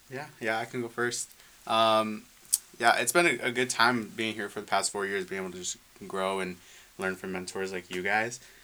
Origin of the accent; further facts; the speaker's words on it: Westland, Michigan, United States; moved away; I'm from Detroit area. Yeah, Metro Detroit. So Wayne Westland.